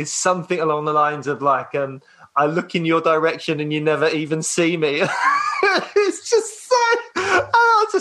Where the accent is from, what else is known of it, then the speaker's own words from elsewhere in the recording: London, United Kingdom; also born or lived in Croydon; I grew up in Peckham. So, mainly all just like South London